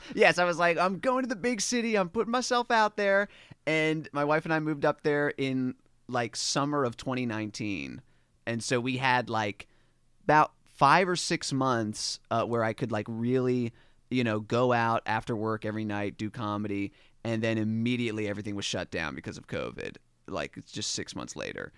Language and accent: English; Dundalk, Maryland, United States; moved away as an adult; also born or lived in New York City; I'm from Dundalk, Maryland, um, which is, like, right outside of Baltimore City